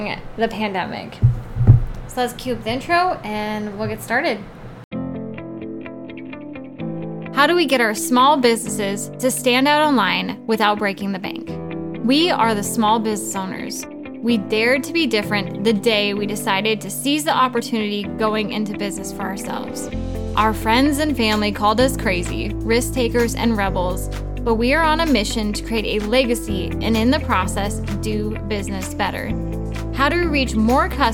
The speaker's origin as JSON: {"language": "English", "region": "Oregon", "country": "United States", "said": "I'm from Oregon"}